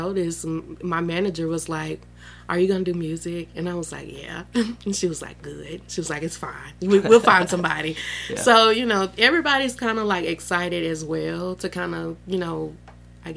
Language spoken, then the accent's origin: English; Starkville, Mississippi, United States; I'm from Starkville, born and raised. I've never left